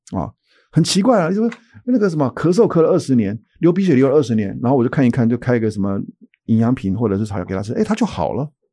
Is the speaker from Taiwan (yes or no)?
yes; Taiwan; moved away as an adult; also born or lived in United States; 我在二三十年前到美国工作，我是台大附件毕业